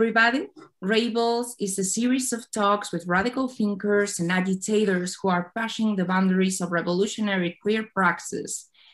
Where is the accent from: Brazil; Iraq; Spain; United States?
Spain; I come from Spain